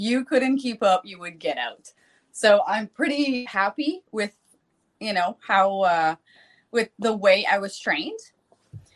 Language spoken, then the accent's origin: English; New Brunswick, Canada; accent: Canadian French; first language French; English is a second language; I moved to the big city of my area because I'm from a small town